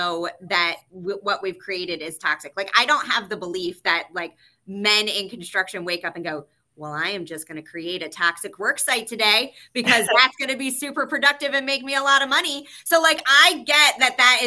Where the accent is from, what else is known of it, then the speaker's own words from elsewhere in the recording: the South, United States; moved away; I am originally from the South, so I am a big like honey, sweetie, like all of that kind of stuff naturally as a part of my language.